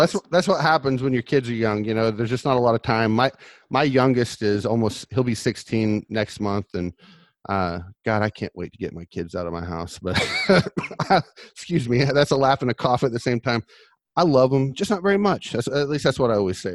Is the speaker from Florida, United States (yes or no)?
yes; Orlando, Florida, United States; I'm from Orlando